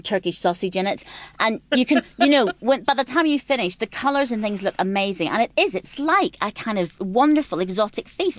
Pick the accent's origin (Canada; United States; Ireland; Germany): Ireland; moved away as an adult; now in London, United Kingdom; I'm from Ireland, so I didn't grow up with this at all. But when I moved to London